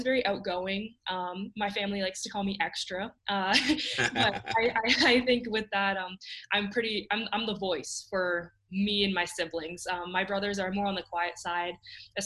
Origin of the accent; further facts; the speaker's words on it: Canada; growing up in Canada